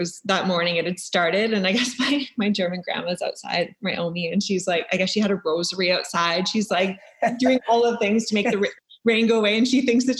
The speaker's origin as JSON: {"language": "English", "area": "near Thunder Bay", "region": "Northern Ontario", "country": "Canada", "tie": "born or raised there", "also_born_or_lived": "Fort Lauderdale, Florida / Muskoka, Ontario", "moved": "as an adult", "said": "We grew up around Thunder Bay, small town, 2 hours outside of Thunder Bay. And then my parents actually moved to their cottage 2 years ago. So they've been living up here."}